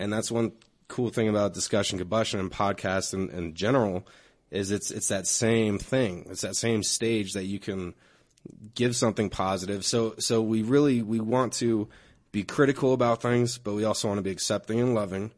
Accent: Denver, Colorado, United States; I grew up in this neighborhood, Park Hill

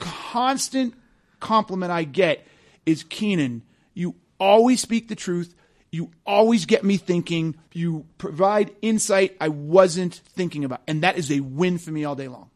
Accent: Massachusetts, United States; moved away as an adult; we grew up in Massachusetts

